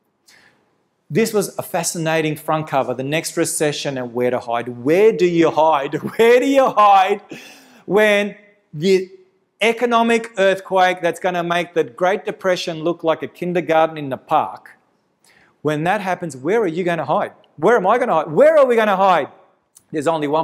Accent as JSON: {"language": "English", "region": "Victoria", "country": "Australia", "tie": "born or raised there", "said": "my home state in Victoria"}